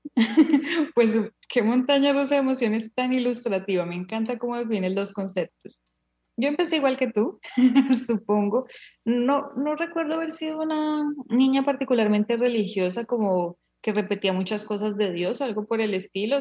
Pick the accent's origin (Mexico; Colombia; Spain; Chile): Colombia; somos colombianas, que somos en el contexto colombiano donde la religión mayoritaria es la religión católica y nuestros papás nos educaron